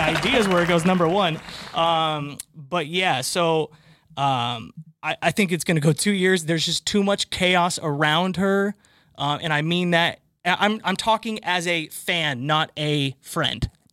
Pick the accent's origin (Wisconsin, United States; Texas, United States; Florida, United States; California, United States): California, United States; now in Boston, United States; you lived in California, specifically my hometown